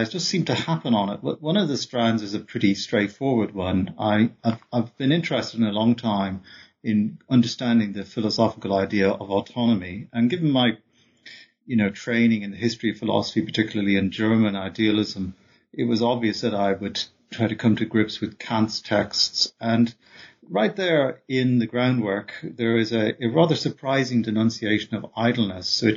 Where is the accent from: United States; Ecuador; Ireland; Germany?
Ireland; Dublin, Leinster; also born or lived in Oxford, England; I'm also from Dublin, where I grew up.